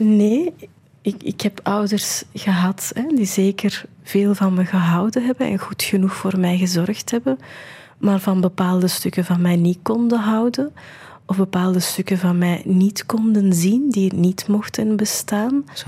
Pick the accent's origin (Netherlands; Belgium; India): India; moved away; ik ben geboren in India